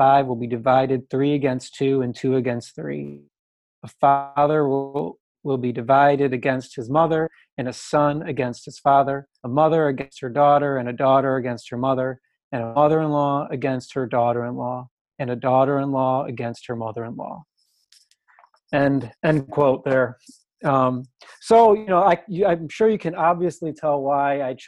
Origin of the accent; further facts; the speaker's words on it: Michigan, United States; born and raised in Michigan area